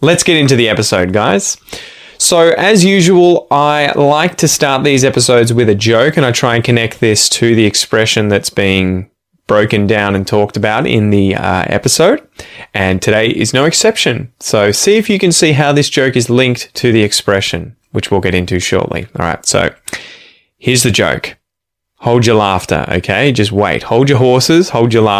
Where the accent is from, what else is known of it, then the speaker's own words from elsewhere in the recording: Ocean Grove, Victoria, Australia; now in Curlewis, Australia; my hometown would be, I guess, Ocean Grove. We now live in a place called Curlewis